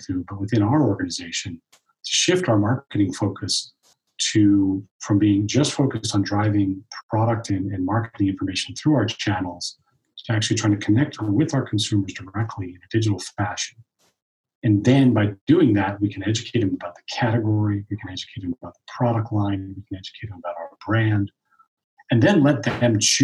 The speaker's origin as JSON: {"language": "English", "region": "East Coast", "country": "United States", "said": "I'm from the East Coast"}